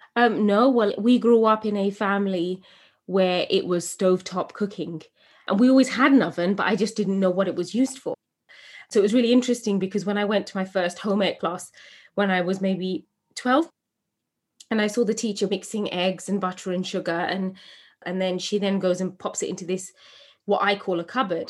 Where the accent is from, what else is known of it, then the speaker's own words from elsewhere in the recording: England, United Kingdom; As a young woman growing up in England, eh, from a Bangladeshi home, first generation British